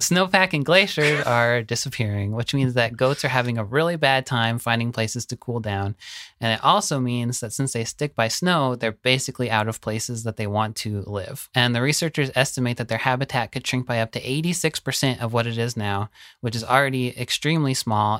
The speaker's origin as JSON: {"language": "English", "region": "the South", "country": "United States", "tie": "born or raised there", "said": "Growing up in the South"}